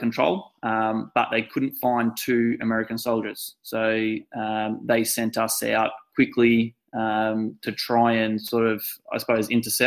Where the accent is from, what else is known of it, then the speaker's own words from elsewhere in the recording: Victoria, Australia; I've always been pretty proud of being an Aussie